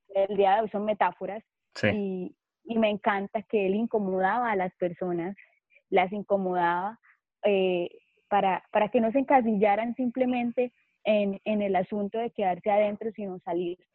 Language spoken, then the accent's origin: Spanish; Cúcuta, Norte de Santander, Colombia; soy de Cúcuta, Colombia